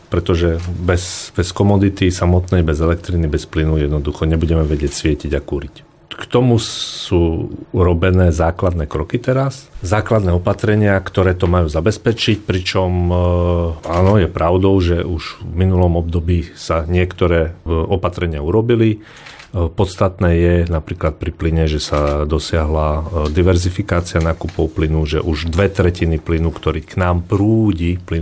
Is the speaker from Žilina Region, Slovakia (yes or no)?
no; Košice, Košice Region, Slovakia; ja som sa narodil v Košiciach